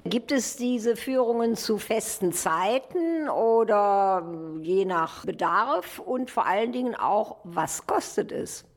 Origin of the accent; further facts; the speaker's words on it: Krefeld, North Rhine-Westphalia, Germany; ich als alte Krefelderin